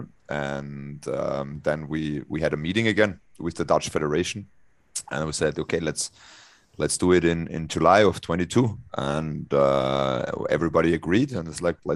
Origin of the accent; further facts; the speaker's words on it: Austria; I'm also in the head group of the national organization in Austria, where I'm from.